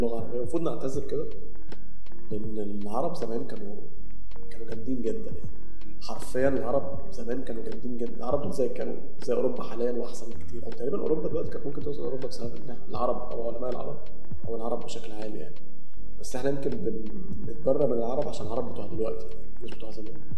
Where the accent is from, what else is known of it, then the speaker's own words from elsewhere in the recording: Egypt; عندنا في مصر